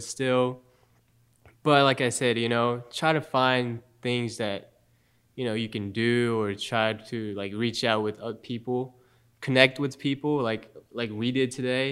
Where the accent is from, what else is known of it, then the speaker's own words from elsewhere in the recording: Japan; also born or lived in Charlotte, United States; now in Statesboro, United States; I've always actually wanted to live in Japan again. Mm-hmm. You know, because I I love my home country